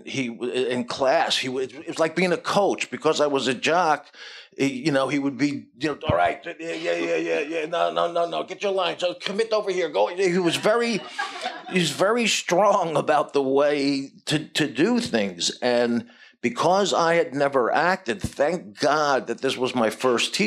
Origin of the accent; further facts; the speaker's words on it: New Jersey, United States; moved away; I lived 40 minutes out of Manhattan in New Jersey